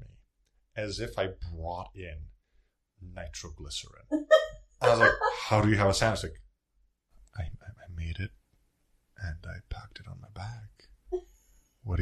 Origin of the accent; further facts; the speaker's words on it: Serbia; moved away as an adult; now in Philadelphia, United States; I'm a student from Serbia. I came to go to Drexel